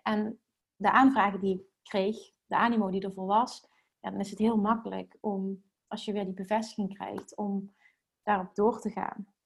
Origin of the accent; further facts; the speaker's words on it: Limburg, Netherlands; accent: Limburgs; Ik heb, ik heb een Limburgs accent